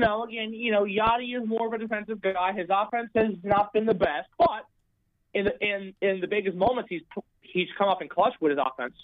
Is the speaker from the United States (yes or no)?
yes; New York, United States; I'm from New York